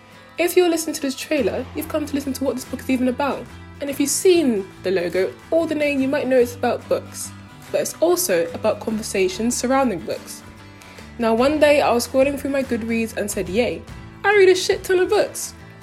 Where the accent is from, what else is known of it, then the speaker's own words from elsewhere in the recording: Nigeria; also born or lived in South London; now in London, United Kingdom; I'm a medical student living in South London. I'm Nigerian